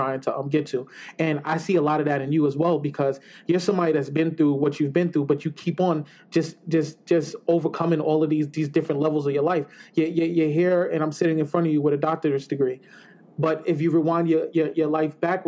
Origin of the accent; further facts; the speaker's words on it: New York City, New York, United States; I grew up in the South Bronx